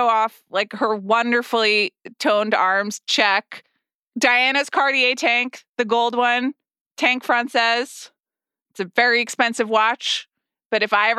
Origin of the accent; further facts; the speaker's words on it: United States; I as an American